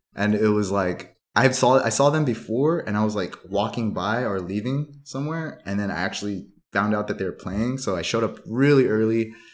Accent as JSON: {"language": "English", "area": "San Gabriel Valley", "region": "California", "country": "United States", "tie": "born or raised there", "also_born_or_lived": "Duarte / Covina", "said": "I grew up in the San Gabriel Valley, uh, all over, all over the place"}